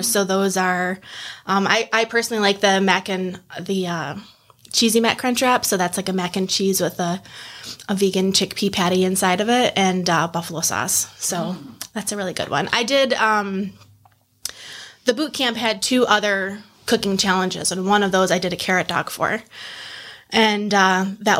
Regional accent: Batavia, New York, United States; I grew up here in Batavia

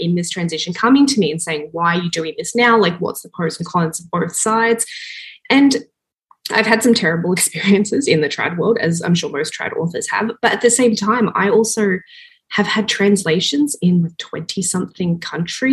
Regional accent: Australia; moved away as an adult; now in Toronto, Canada; I'm from Australia, originally born and raised, and then 7 years ago, I moved to Toronto, Canada with my husband

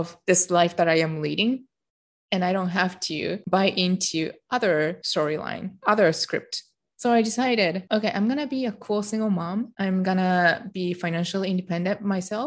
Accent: Japan; moved away; My childhood was very protected growing up in Japan

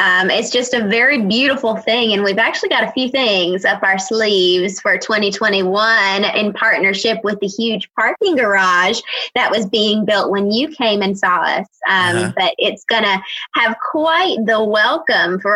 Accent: Robeson County, North Carolina, United States; I grew up in Robeson County

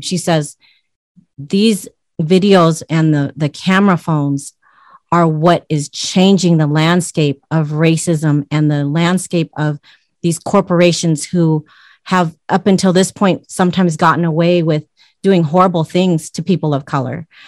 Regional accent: United States; also born or lived in Utah; I grew up in Washington State and Utah around yeah. white people

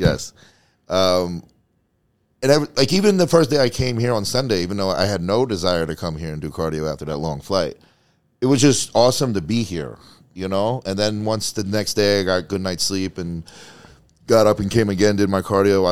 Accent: New Jersey, United States; also born or lived in Tampa, Florida; now in Las Vegas, United States; I'm from Jersey

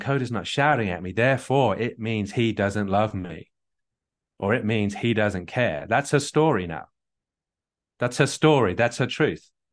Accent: England, United Kingdom; I'm English

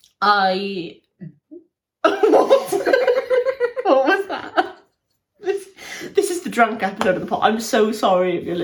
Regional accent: South Wales, United Kingdom; I'm from South Wales.

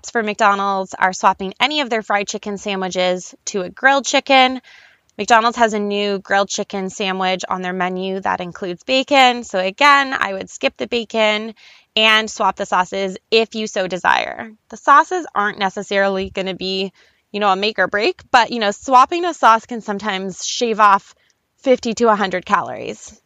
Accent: Canada; I'm Canadian

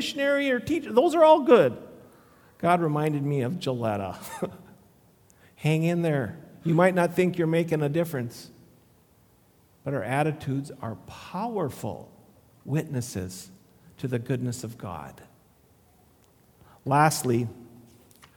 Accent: Le Sueur, Minnesota, United States; I grew up in Le Sueur

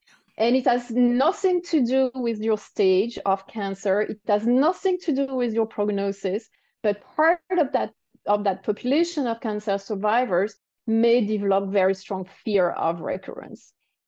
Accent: France; accent: French; English is a second language; Oh, yeah, maybe it's my French accent.

